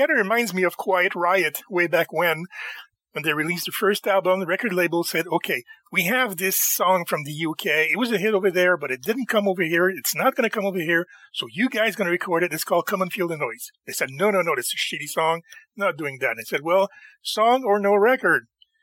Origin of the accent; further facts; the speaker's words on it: Montreal, Quebec, Canada; in my hometown, in Montreal